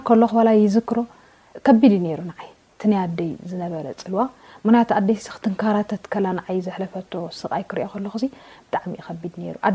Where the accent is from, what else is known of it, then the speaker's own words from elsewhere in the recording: Eritrea; moved away; also born or lived in Addis Ababa; ኣብ ኤርትራ የ ተወሊደ